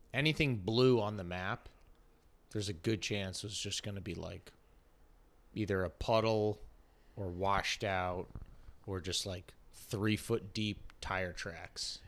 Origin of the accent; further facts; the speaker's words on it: Connecticut, United States; moved away; also born or lived in North Carolina; I'm originally from Connecticut